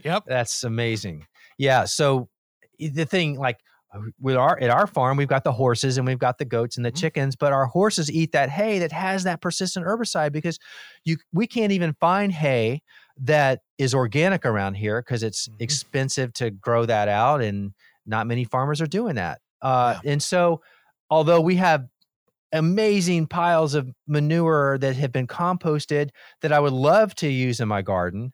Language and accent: English; Miami, Florida, United States; I grew up in Miami and I was the mm-hmm. youngest of four boys.